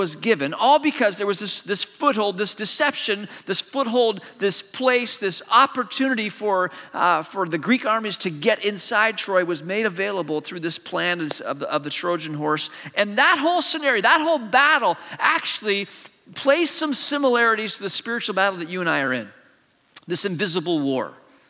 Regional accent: China; also born or lived in Malaysia; I grew up in an Eastern culture. I grew up in China, and I went to boarding school in Malaysia.

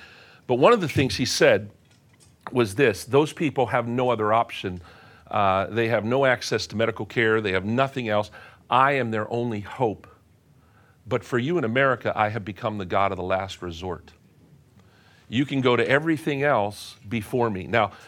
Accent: Pennsylvania, United States; When I was a kid growing up in Western Pennsylvania, go Steelers, my dad was a pastor

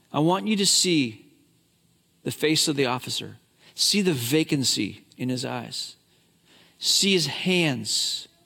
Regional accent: Hong Kong; I grew up in China grew up in Hong Kong.

